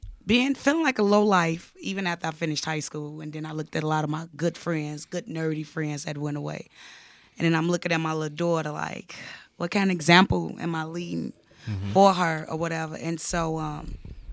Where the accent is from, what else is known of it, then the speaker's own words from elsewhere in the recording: Chicago, Illinois, United States; I was raised in Motown